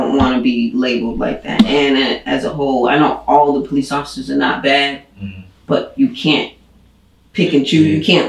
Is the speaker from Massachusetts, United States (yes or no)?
yes; Boston, Massachusetts, United States; I grew up, all my life I've been in Boston, except for when I went to the military. So I grew up on Stanton Street in Dorchester.